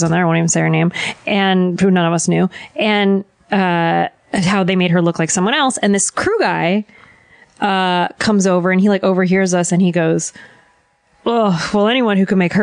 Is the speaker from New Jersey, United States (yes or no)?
yes; New Jersey, United States; I'm from Jersey